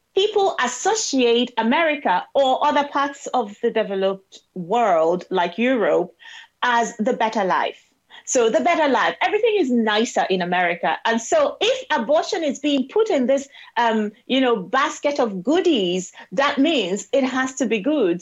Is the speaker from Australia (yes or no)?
no; South East Nigeria, Nigeria; born or raised there; moved away as an adult; now in United Kingdom